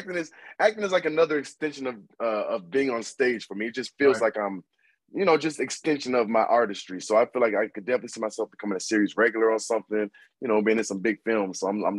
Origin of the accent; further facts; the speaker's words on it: Miami, Florida, United States; also born or lived in Boynton Beach, Florida; So I'm originally from Boynton Beach, Florida, but I moved to Miami when I was young. So I claim both. I claim both Boynton and Miami.